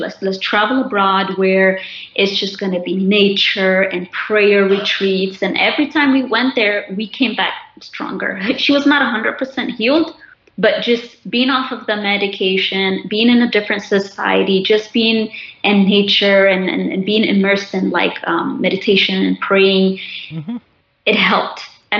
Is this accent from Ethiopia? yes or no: yes; Ethiopia; I'm doing it now more than I did the years after I came from Ethiopia.